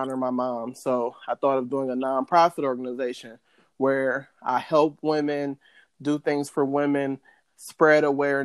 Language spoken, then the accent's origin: English; Copley, Ohio, United States; also born or lived in Akron, Ohio; I was born in Akron, Ohio, home of LeBron James. I was raised by my mom and my dad in the same household. I had an older brother. When I was in first grade, my parents moved to Copley. I went to Copley schools all the way through.